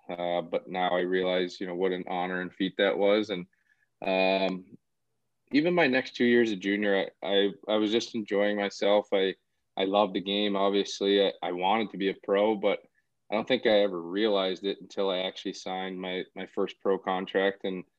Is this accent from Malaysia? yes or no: no; Brampton, Ontario, Canada; I played hockey from a young age, 4 or 5. The Brampton Battalion came into the OHL maybe when I was around 8 or 9